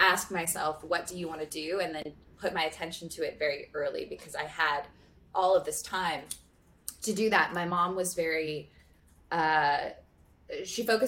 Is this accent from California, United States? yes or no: yes; Santa Monica, California, United States; born or raised there